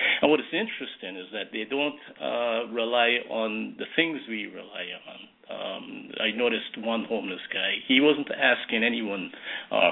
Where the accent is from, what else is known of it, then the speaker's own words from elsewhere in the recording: Guyana; now in United States; back in my hometown, in my village, in Guyana. And even then, growing up as a boy in that village